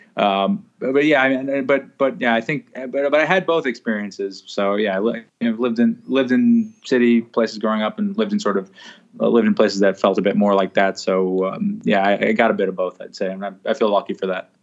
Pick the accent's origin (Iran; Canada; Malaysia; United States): United States; New York City, New York; also born or lived in Ecuador; grew up in a place called Riverdale